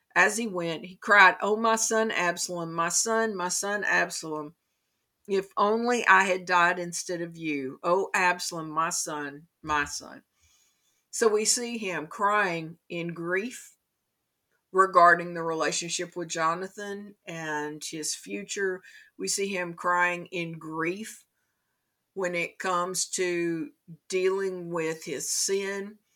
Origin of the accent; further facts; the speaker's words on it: Kentucky, United States; In my home state of Kentucky